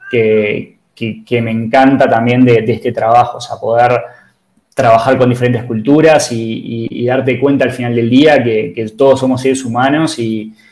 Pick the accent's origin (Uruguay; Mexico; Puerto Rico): Uruguay; yo soy uruguayo, este, me crié en Uruguay, eh, tengo determinado mindset uruguayo